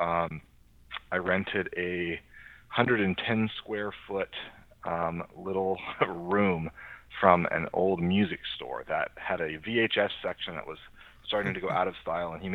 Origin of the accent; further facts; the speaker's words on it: Ojai, California, United States; also born or lived in San Jose; I moved back down home to my hometown of Ojai, which is about 350 miles south of San Jose.